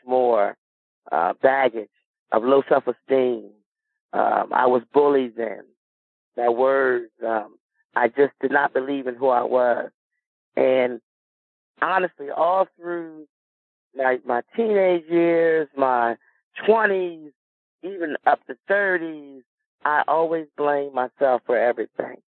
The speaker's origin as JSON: {"language": "English", "town": "Milton", "region": "Delaware", "country": "United States", "tie": "born or raised there", "also_born_or_lived": "Dover, Delaware", "said": "I'm from Milton, Delaware, a little small town in Delaware"}